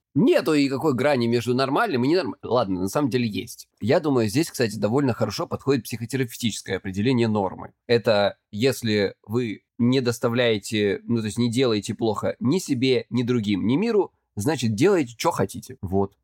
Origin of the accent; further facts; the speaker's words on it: Krasnodar Krai, Russia; я с Кубани